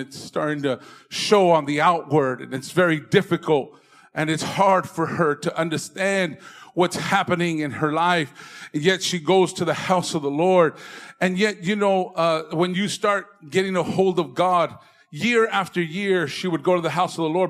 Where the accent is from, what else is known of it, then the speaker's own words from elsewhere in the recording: Indio, California, United States; moved away as an adult; now in San Fernando Valley, United States; I'm from the Coachella Valley, from Indio